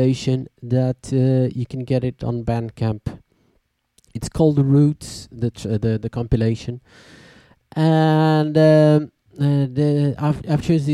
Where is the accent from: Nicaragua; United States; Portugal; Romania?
Portugal; we are from Portugal